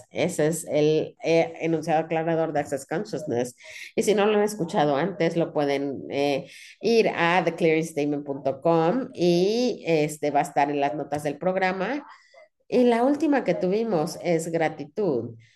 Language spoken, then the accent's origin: Spanish; Sydney, New South Wales, Australia; Cuando yo era chiquita, yo crecí en Sydney, pero íbamos a, a Gales, íbamos al rancho de un primo